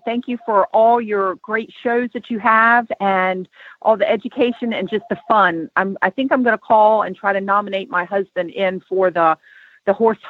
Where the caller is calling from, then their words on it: Maryland, United States; I'm calling from Maryland.